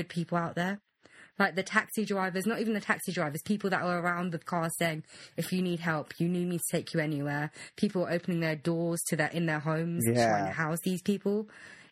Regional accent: United Kingdom; I'm British first. I was born and raised here. I don't know anything else

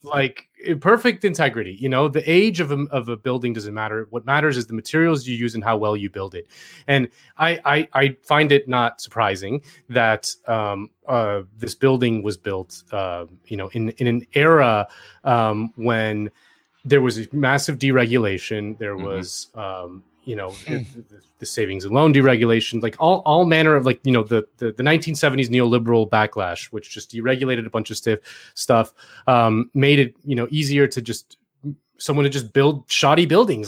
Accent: Miami, Florida, United States; moved away; I'm from Miami

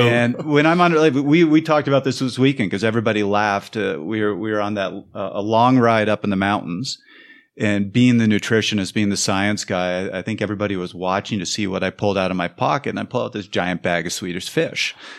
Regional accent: Canada; moved away; I'm from Canada

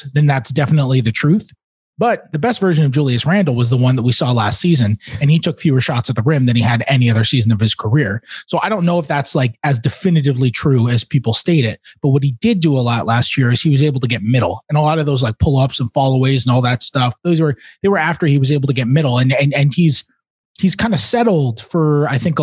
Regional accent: New York, United States; I didn't even grow up a Knicks fan, but I am from New York

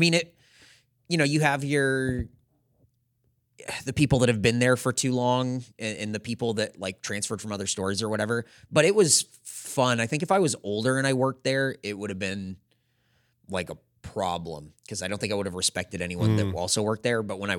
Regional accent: California, United States; now in Austin, United States; I was the first person that ever got hired at a brand new Target in my hometown of Santee, California.

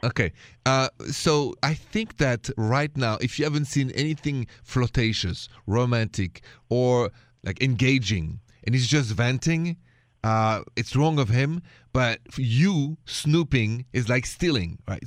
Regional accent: France; accent: thick French; English is a second language; moved away; also born or lived in Ohio; I know it's a thick French accent.

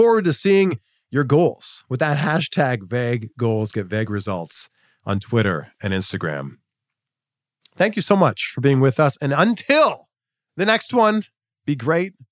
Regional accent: about an hour from Peterborough, Ontario, Canada; a TV station about an hour away from my hometown, Chex TV in Peterborough, Ontario.

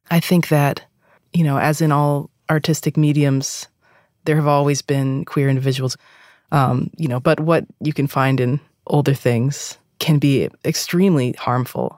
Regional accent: East Coast, United States; I'm from the East Coast

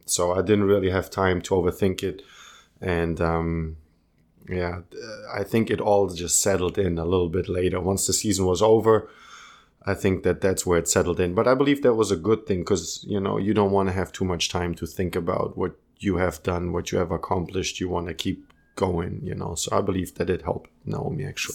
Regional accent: Munich, Bavaria, Germany; English is a second language; also born or lived in Croatia; I was born in Munich. You know, raised in Munich.

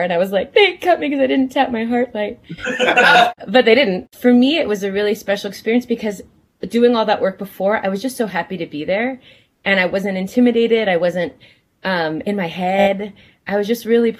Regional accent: New Jersey, United States; I was born in New Jersey.

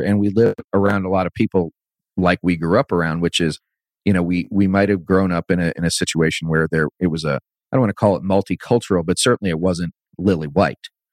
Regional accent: Northern Virginia, United States; I grew up in the 80s. Um, in a you know in a you know in northern virginia

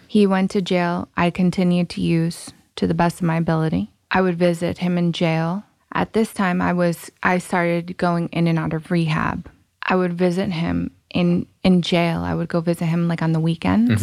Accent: Rhode Island, United States; also born or lived in Massachusetts; Rhode Island. Born in Massachusetts.

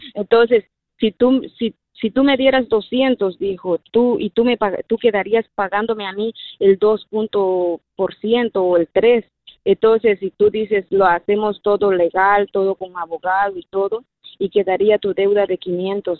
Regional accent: Guatemala; now in Seattle, United States; yo soy de Guatemala

